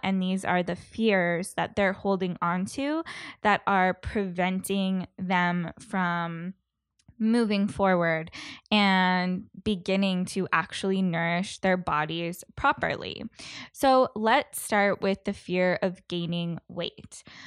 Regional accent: Canada; being a Canadian

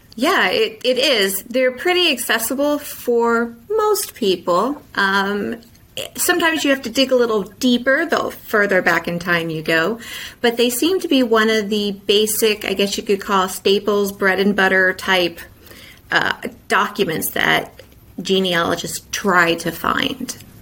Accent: Indiana, United States; moved away; I'm originally from Indiana

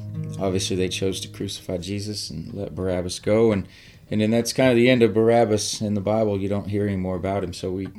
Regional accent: Mississippi, United States; moved away as an adult; now in Texas, United States; I grew up in Mississippi. I left home when I was 18, 19, I think.

